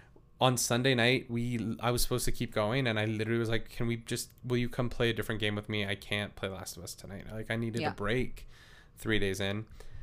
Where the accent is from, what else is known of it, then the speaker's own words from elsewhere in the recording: Canada; I am very Canadian